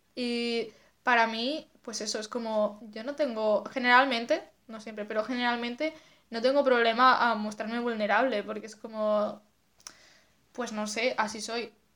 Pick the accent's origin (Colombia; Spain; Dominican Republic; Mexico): Spain; Asturias; moved away as an adult; now in Madrid, Spain; soy de Asturias y vivo en Madrid desde hace, pues no sé si tres años ya